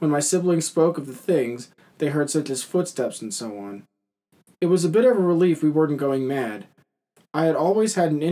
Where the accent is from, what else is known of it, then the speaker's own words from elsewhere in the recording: Camden, Massachusetts, United States; I was born and raised in Camden, Massachusetts, to a middle class family.